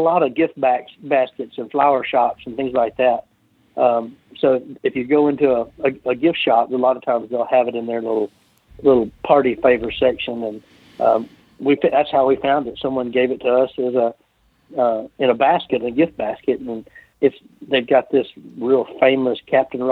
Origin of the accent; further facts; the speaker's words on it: Olive Branch, Mississippi, United States; my hometown